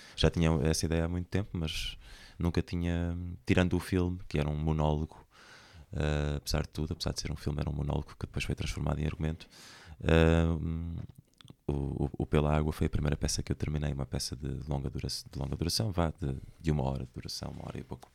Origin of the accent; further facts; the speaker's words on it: Centro, Portugal; moved away as an adult; also born or lived in Lisbon; now in Porto, Portugal; sou do, do centro do país